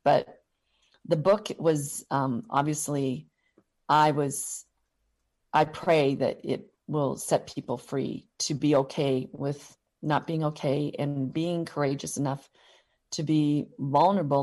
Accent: Butte, Montana, United States; also born or lived in Missoula, Montana / Seattle; I was born and raised in Butte, Montana

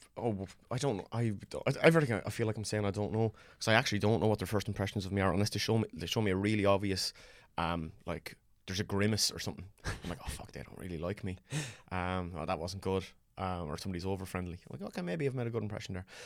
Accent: Ireland; born or raised there

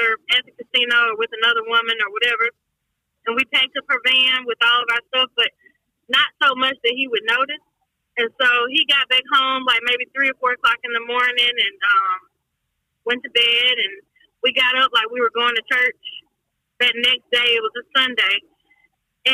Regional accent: Mobile, Alabama, United States; I am originally from Mobile, Alabama, born and raised

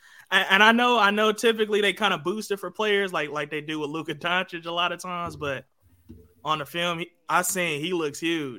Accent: Cleveland, Ohio, United States; I'm from Cleveland.

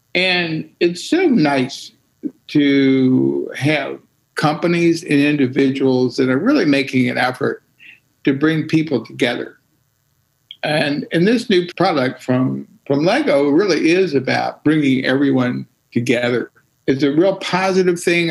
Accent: Hampton, Virginia, United States; I grew up in in uh, Hampton, Virginia

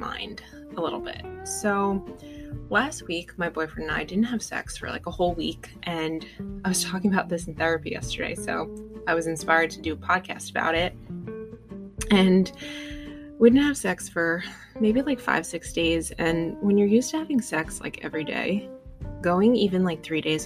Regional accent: United States; And I am American, obviously. I was born in America, but my grandparents were not from America.

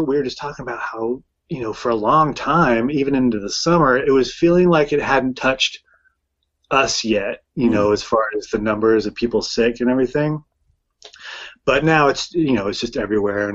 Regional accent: Sacramento, California, United States; also born or lived in San Francisco; We're from San Francisco originally, and I grew up in Sacramento

